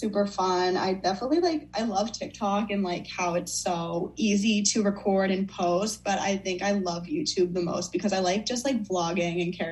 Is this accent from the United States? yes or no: yes; United States; also born or lived in Fairfield, Connecticut; I'm from Northern Mass, Southern New Hampshire area